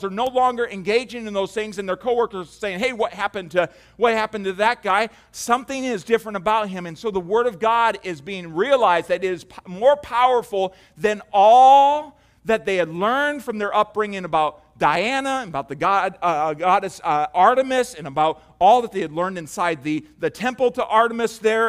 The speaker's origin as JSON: {"language": "English", "country": "United States", "said": "we have settled as, as American Christians"}